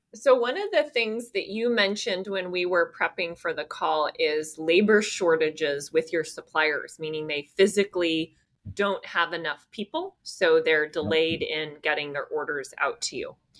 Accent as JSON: {"language": "English", "area": "the Bay Area", "region": "California", "country": "United States", "tie": "born or raised there", "moved": "as an adult", "lives_now": "Austin, United States", "said": "I was born and raised in the Bay Area and lived in California for most of my life. I moved to Austin"}